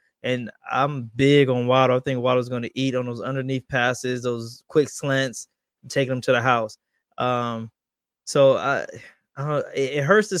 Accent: Canada; Olave, I'm Canadian.

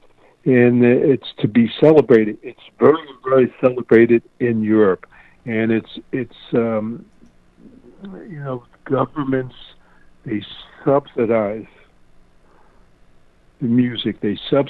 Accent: Philadelphia, Pennsylvania, United States; growing up in Philadelphia

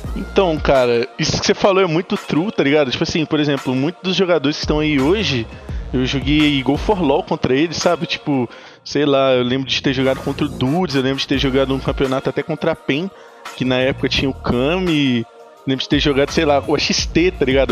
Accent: Ouro Branco, Minas Gerais, Brazil; Eu sou de Minas, de Ouro Branco, Minas Gerais

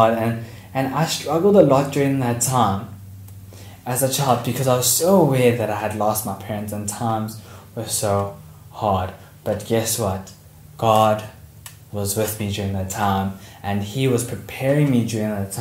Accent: Port Shepstone, KwaZulu-Natal, South Africa; I was born in Port Shepstone, so I'm actually from the South Coast.

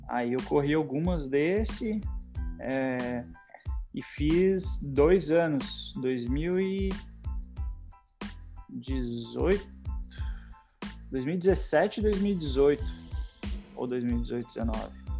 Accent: Porto Alegre, Rio Grande do Sul, Brazil; now in United States; Eu sou de Porto Alegre, né, então fazia só a etapa do Rio Grande do Sul

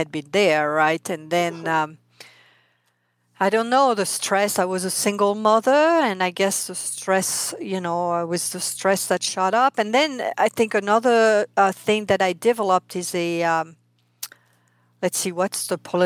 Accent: France; accent: French; English is a second language; moved away as an adult; now in United States; I am French, hence my accent. I mean, I came here 32 years ago

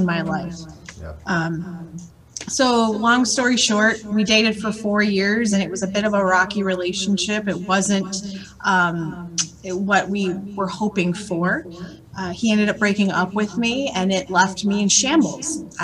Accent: Scranton, Pennsylvania, United States; I'm originally from Scranton, Pennsylvania, home of The Office, for those of you that love that show. Have to throw that out there. But yeah, I moved there in 7th grade.

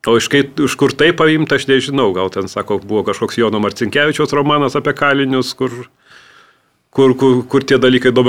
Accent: Vilnius, Vilnius County, Lithuania; also born or lived in Samogitia; Aš Vilnietis, aš tos tarmės nelabai turiu, kažkiek, tos, iš, kažkiek turiu žemaitiško iš vaikystės

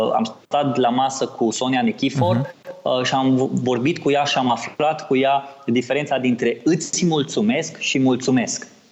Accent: Oradea, Bihor County, Romania; din Oradea, de unde sunt eu

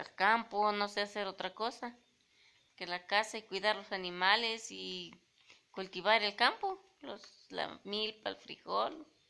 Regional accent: Lomas de San Francisco, Puebla, Mexico; now in San Juan Ixcaquixtla, Mexico; De Lomas de San Francisco

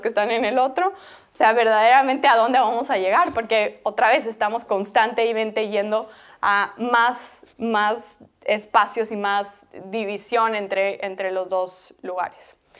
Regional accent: Bolivia; yo soy boliviana

